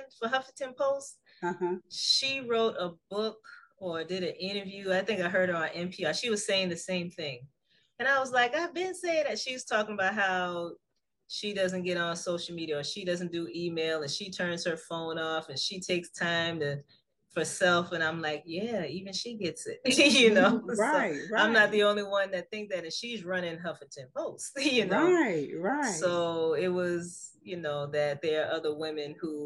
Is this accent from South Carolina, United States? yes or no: yes; Charleston, South Carolina, United States; where I was born and raised in Charleston, South Carolina